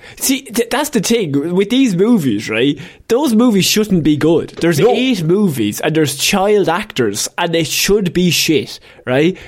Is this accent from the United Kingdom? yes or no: no; Ireland; as Irish people